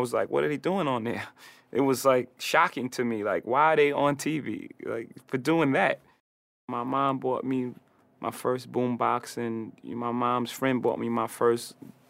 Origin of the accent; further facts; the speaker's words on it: Brooklyn, New York, United States; Wherever you grow up, it's your root, right? It's everything you are. I'm a kid from Marcy Projects from Brooklyn, so it made me exactly who I am.